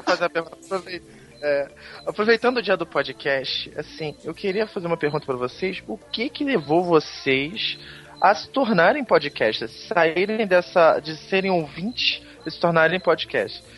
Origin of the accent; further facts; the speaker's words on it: Niterói, Rio de Janeiro, Brazil; eu também sou do Rio de Janeiro, mas não sou carioca da gema, sou niteroense